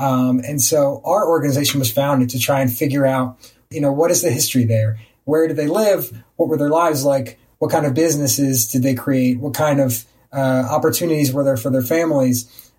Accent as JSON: {"language": "English", "region": "Virginia", "country": "United States", "tie": "born or raised there", "also_born_or_lived": "Seattle, Washington", "moved": "as an adult", "said": "I grew up in Virginia."}